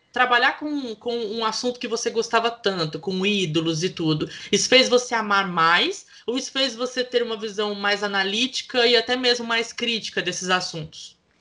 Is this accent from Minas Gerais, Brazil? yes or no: yes; interior of Minas Gerais, Brazil; Eu sou do interior de Minas Gerais